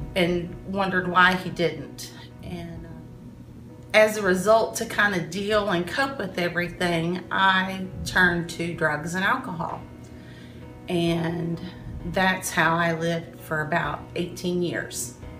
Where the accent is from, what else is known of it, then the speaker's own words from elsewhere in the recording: Williamstown, Kentucky, United States; I grew up in Williamstown, Kentucky